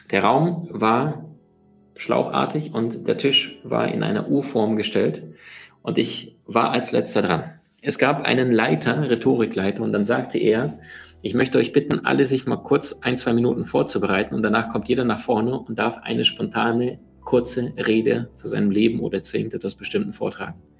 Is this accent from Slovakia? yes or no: no; Siberia, Russia; born there; Denn ich bin in Sibirien geboren, wo die Schneeflocken sind, wo es sehr, sehr kalt ist.